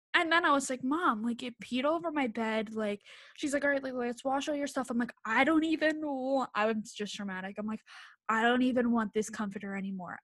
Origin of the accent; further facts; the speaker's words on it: Bucks County, Pennsylvania, United States; also born or lived in Philadelphia; I'm from Bucks County, P A, it's, like, an, probably, like, an hour from Philly